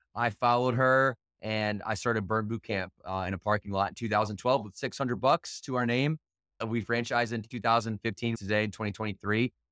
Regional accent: Battle Creek, Michigan, United States; I grew up in Battle Creek, Michigan

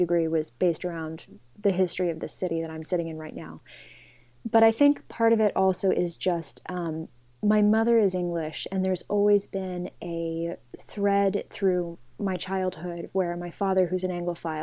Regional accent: Los Angeles, California, United States; moved away as an adult; also born or lived in New York City; now in London, United Kingdom; So I was born and raised in Los Angeles

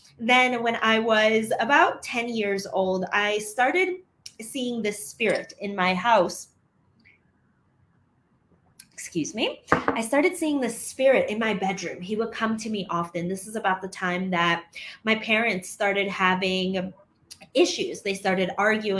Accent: Chicago, Illinois, United States; moved away as an adult; now in Medellin, Colombia; I'm from Chicago originally

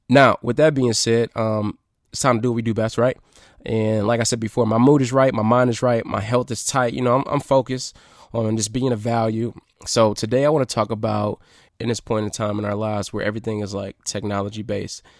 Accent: Detroit, Michigan, United States; here in Detroit, my hometown, my city

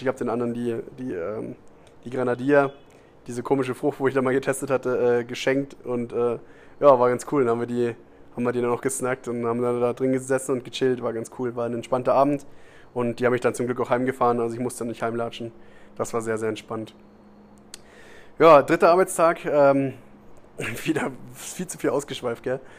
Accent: Germany; moved away as an adult; now in Costa Rica; ich komme aus Deutschland

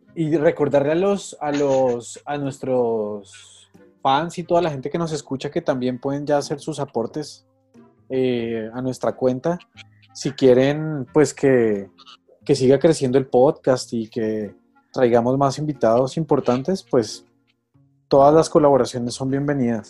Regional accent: Bogotá, Colombia; uno es rolo

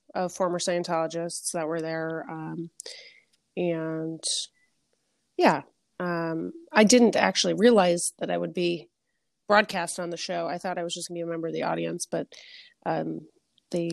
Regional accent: New York City, New York, United States; moved away; also born or lived in Los Angeles, California; my experience growing up was not nature, except for like, you know, the Bronx Zoo

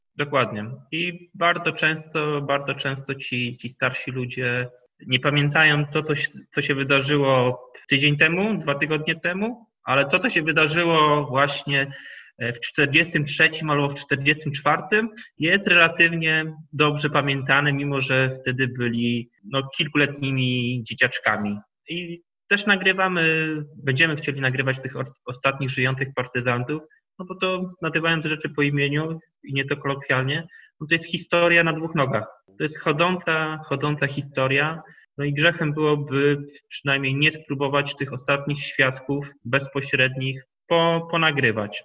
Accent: Chojnice, Pomeranian Voivodeship, Poland; się urodziłem w Chojnikach, w Chojnikach się wychowałem

